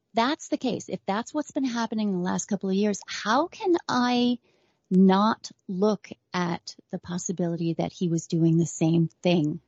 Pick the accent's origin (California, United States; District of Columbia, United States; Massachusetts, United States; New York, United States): New York, United States; I'm a New Yorker going way back